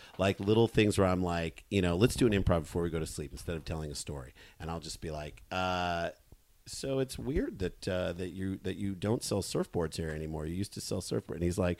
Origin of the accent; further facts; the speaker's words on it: St. Louis, Missouri, United States; moved away; because we grew up in St. Louis, because we went down to the landing in the summer